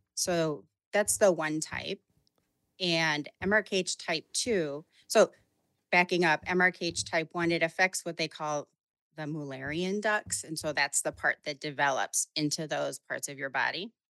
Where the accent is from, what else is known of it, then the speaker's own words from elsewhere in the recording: Chicago, Illinois, United States; I'm from Chicago